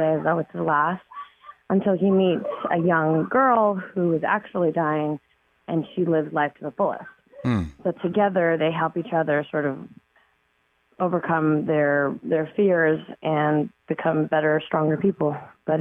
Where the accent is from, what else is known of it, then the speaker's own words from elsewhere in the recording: Toronto, Ontario, Canada; I grew up in Toronto. I lived there.